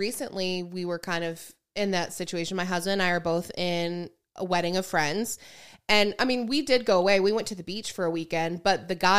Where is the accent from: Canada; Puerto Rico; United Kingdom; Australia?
Canada; which we are from Canada already, so the plane ticket was $700